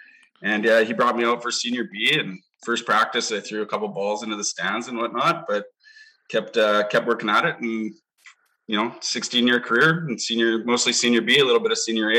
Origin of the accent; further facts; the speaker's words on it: Lower Mainland, British Columbia, Canada; also born or lived in Edmonton, Alberta / Nanaimo, British Columbia; No, I'm an Edmonton boy originally. I only lived there a few years, but I got a lot of family back there. Grew up in the Lower Mainland and came to Nanaimo when I was about 12 years old.